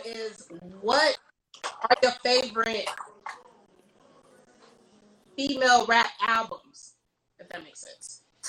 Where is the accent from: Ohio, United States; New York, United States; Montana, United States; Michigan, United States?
Michigan, United States; Detroit; growing up in Detroit